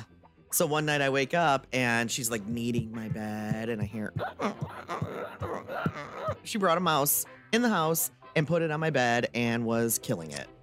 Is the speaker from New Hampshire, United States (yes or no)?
no; Texas, United States; me being born and raised in Texas